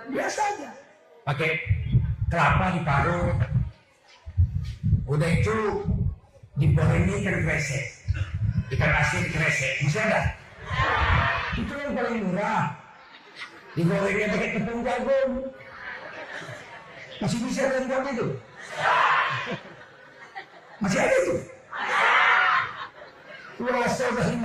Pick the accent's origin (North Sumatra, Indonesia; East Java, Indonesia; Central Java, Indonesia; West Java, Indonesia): North Sumatra, Indonesia; Medan; kalau seminggu orang di kampung saya dulu demam orang-orang Jawa lah di Tanjung Sari Setiabudi